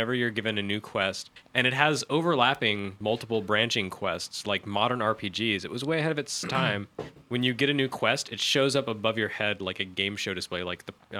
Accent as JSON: {"language": "English", "region": "the South", "country": "United States", "tie": "born or raised there", "said": "grew up in the South"}